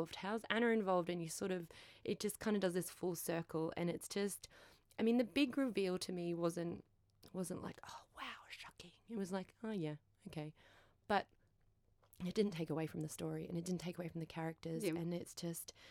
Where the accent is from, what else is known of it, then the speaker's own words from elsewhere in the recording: Queensland, Australia; I'm from Queensland